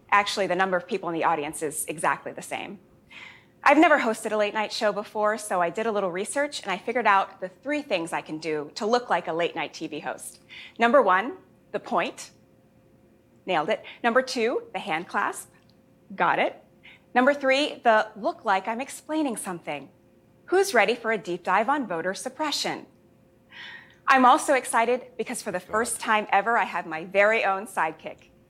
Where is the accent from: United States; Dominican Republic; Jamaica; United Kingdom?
Jamaica; born there; I was born in Jamaica. My whole family is Jamaican, and they always give me a hard time for being the least Jamaican member of the family.